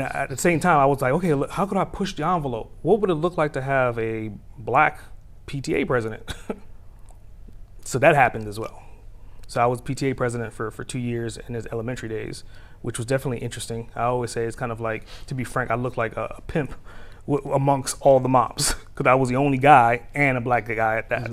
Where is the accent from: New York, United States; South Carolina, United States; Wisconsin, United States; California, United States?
New York, United States; New York City; now in Atlanta, United States; I'm a native New Yorker, so I, I speak with a particular speed